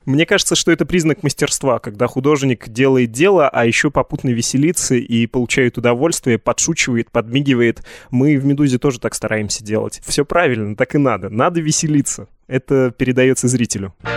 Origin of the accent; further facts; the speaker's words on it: Yekaterinburg, Sverdlovsk Oblast, Russia; Я из Екатеринбурга